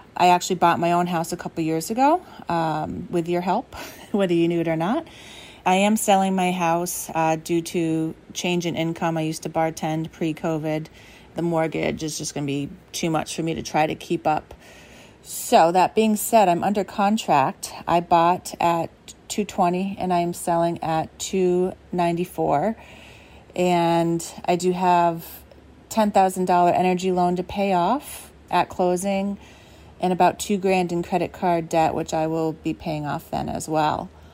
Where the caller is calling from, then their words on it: Wakefield, Rhode Island, United States; I'm calling from Wakefield, Rhode Island